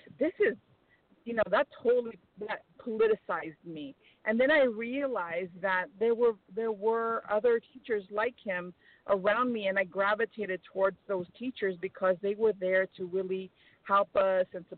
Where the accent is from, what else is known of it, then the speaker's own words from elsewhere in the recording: San Jose, California, United States; I was born and raised in San Jose, California